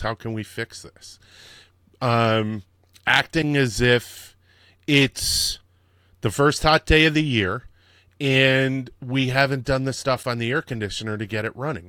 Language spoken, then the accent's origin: English; Connecticut, United States; also born or lived in Dallas, Texas; now in New York, United States; I was born in Dallas, but my mom remarried, and then we moved to Connecticut. And in Connecticut, they have all these historical things that you go on so many field trips in elementary and middle school